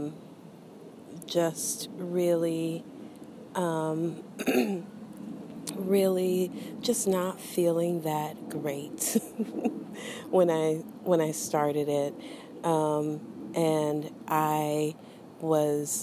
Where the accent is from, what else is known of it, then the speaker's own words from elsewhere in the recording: Oklahoma, United States; growing up Christian, because of growing up in Oklahoma